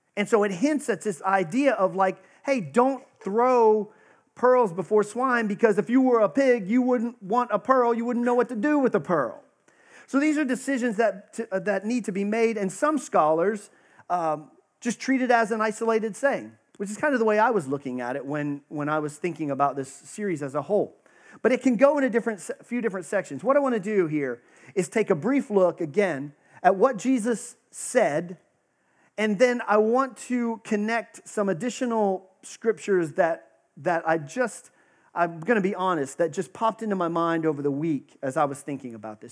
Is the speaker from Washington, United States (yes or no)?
no; Texas, United States; I grew up in Texas, I got the actual privilege of going to a tent revival